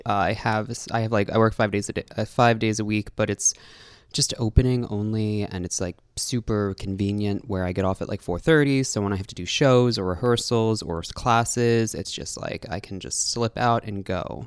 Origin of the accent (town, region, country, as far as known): New York City, New York, United States; born or raised there; also born or lived in Brooklyn, New York / Manhattan, New York